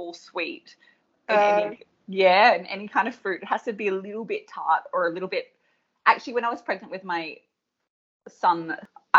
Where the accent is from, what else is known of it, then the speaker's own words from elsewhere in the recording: Australia; year 7 is the beginning of high school here in Australia